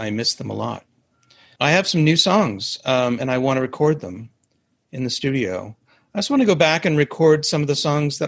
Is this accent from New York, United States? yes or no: yes; New York City, New York, United States; I grew up in Manhattan